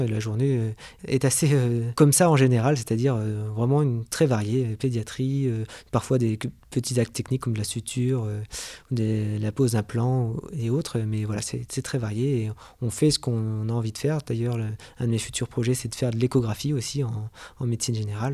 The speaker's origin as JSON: {"language": "French", "town": "Avranches", "region": "Normandy", "country": "France", "tie": "born or raised there", "also_born_or_lived": "Lille", "said": "je suis né à Avranches et j'ai fait la plupart de mes études dans la Manche"}